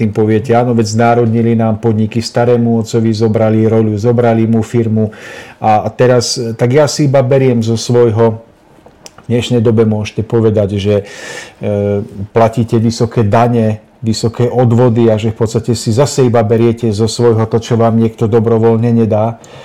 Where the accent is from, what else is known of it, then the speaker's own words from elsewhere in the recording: Nižná, Žilina Region, Slovakia; u nás v Nižnej na Orave